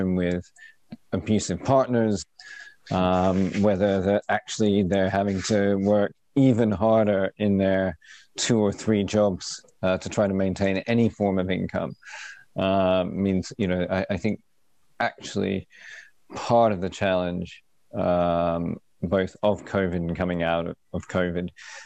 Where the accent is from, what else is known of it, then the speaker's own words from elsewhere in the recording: United Kingdom; moved away as an adult; now in Australia; as a British Australian